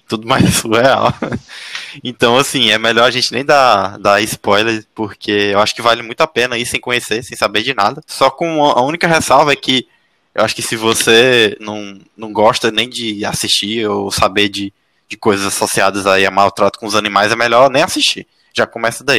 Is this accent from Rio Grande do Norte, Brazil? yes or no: no; Teresina, Piauí, Brazil; moved away as an adult; now in São José dos Campos, Brazil; eu sou de Teresina, eu costumo passar as férias, voltar para passar as férias